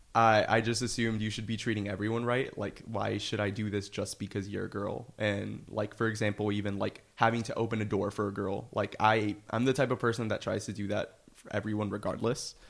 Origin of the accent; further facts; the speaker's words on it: Miami, Florida, United States; moved away as an adult; now in New York, United States; I'm originally from Miami, Florida